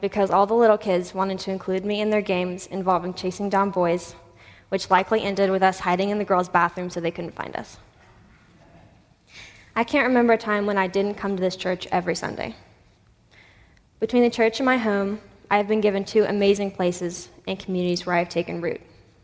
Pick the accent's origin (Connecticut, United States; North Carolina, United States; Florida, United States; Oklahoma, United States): North Carolina, United States; Asheville; Growing up in Asheville among hippies and drum circles